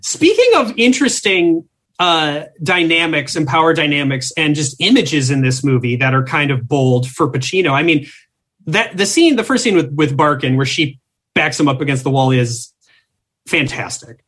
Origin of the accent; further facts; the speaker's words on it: Minnesota, United States; I'm from Minnesota